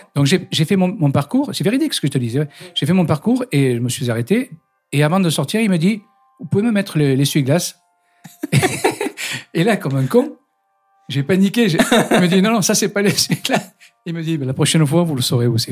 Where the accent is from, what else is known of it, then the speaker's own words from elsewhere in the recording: Saint-Denis, Île-de-France, France; moved away; je suis né à Saint-Denis